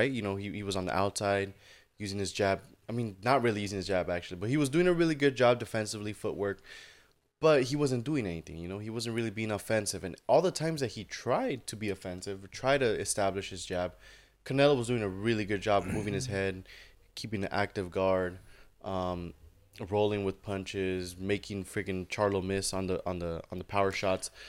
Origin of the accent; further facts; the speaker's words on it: Mexico; I'm fighting in Mexico. I'm fighting in my home in my hometown, right?